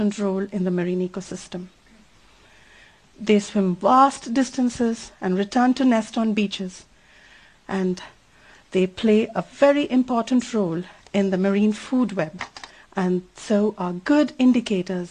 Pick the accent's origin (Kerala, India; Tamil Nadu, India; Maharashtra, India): Tamil Nadu, India; Chennai; I come from Chennai, a rapidly growing city in South India